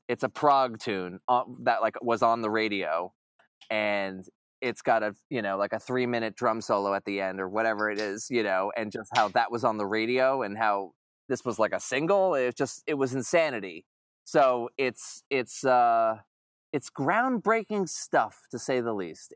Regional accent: Long Island, New York, United States; I'm from Long Island myself

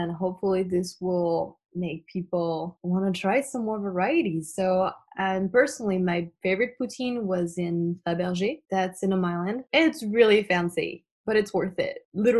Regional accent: France; born there; English is a second language; So my family's Cambodian and I was born in France.

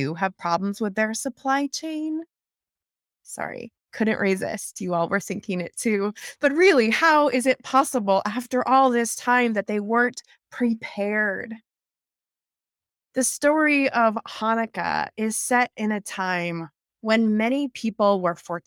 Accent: the Northwest, Pacific Northwest, United States; moved away; also born or lived in Colorado; I grew up in the Northwest

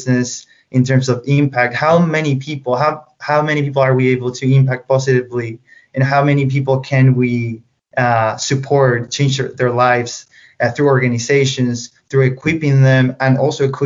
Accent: Chile; English is a second language; moved away as an adult; now in United States; growing up, I actually went to several language schools in Chile

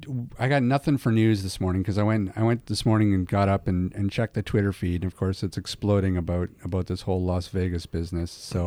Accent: Canada

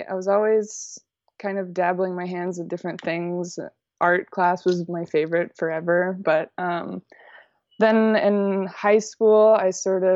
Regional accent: College Station, Texas, United States; now in Austin, United States; I'm from College Station, Texas, which is... it's kind of like a medium-sized town in Texas. Most people just move there to go to college and leave, but I grew up there

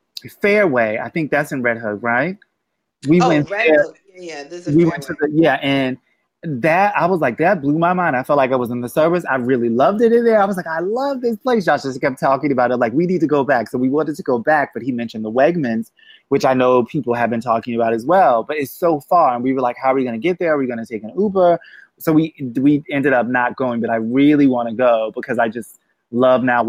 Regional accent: Boston, Massachusetts, United States; moved away; also born or lived in New Jersey / Manhattan; Growing up in Boston

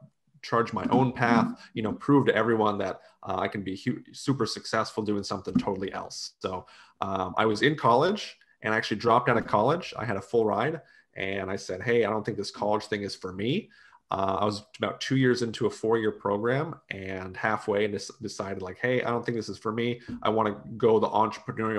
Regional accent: United States; also born or lived in Utah; now in Gainesville, United States; family and heritage is from Slovakia, so Eastern Europe. I was born here.

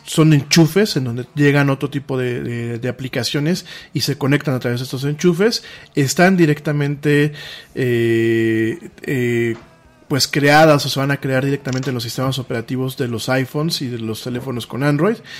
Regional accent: Mexico; solamente somos aquí los mexicanos

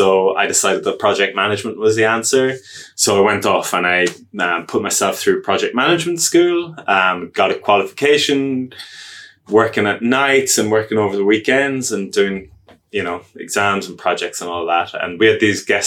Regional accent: Ireland; moved away as an adult; now in Wellington, New Zealand; as you can hear from my accent, I'm not Wellington born and bred, slightly offshore. So I'm from Ireland

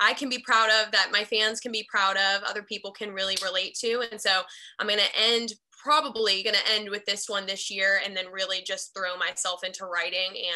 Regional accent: Charlotte, North Carolina, United States; now in Nashville, United States; I'm from Charlotte, North Carolina

